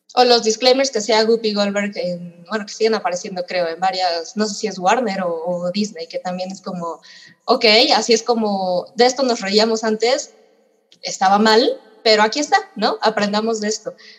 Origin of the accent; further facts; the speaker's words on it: Mexico; nosotros como mexicanos